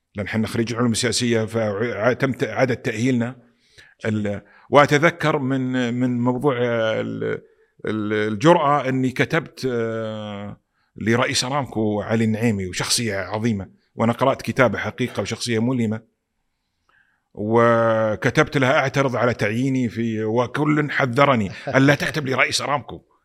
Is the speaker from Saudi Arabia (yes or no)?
yes; Saudi Arabia; also born or lived in Pakistan; انا سعودي